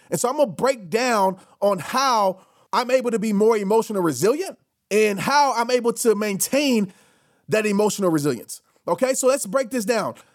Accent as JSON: {"language": "English", "town": "New Orleans", "region": "Louisiana", "country": "United States", "tie": "born or raised there", "said": "when I used to travel when I was a kid from New Orleans to Little Rock to go visit my grandparents."}